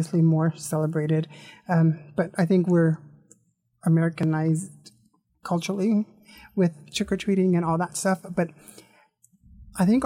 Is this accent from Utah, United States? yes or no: no; Nevada, United States; I grew up in Nevada